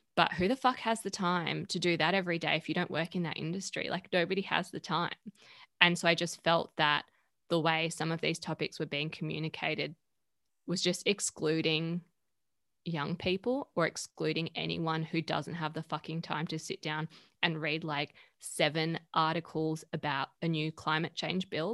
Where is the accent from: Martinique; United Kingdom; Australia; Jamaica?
Australia; Perth, Western Australia; moved away as an adult; now in Sydney, Australia; I'm originally from Perth.